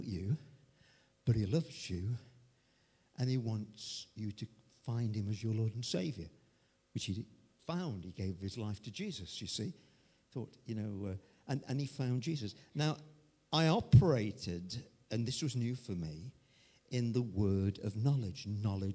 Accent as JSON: {"language": "English", "town": "Chesterfield", "region": "East Midlands", "country": "United Kingdom", "said": "I came from Chesterfield"}